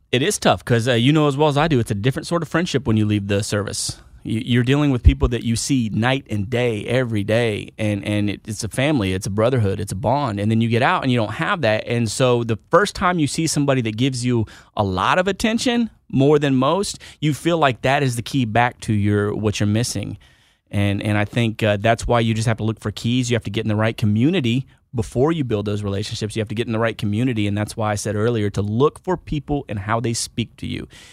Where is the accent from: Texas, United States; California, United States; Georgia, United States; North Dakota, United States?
Texas, United States; Houston; moved away; also born or lived in Wichita, Kansas; I am from Wichita, Kansas. Originally, I grew up in Houston, Texas, but I joined out of, uh, Wichita, Kansas